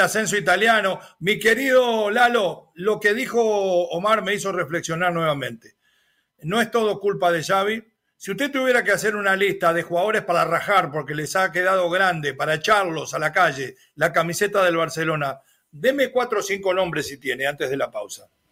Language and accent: Spanish; Argentina; como ciudadano argentino